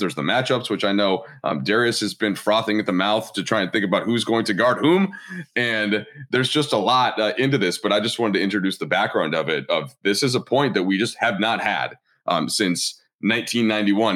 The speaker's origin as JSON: {"language": "English", "region": "Minnesota", "country": "United States", "tie": "born or raised there", "said": "not growing up in Minnesota"}